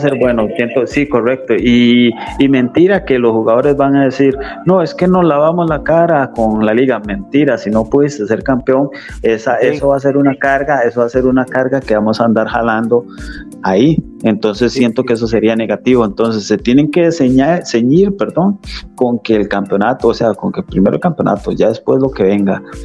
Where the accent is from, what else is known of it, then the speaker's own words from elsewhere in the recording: Limón, Costa Rica; soy del, área de Limón